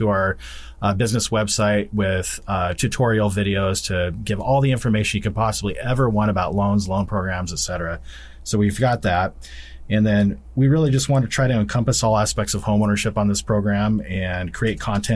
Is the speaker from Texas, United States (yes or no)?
no; Albany, Oregon, United States; I was born in Albany, Oregon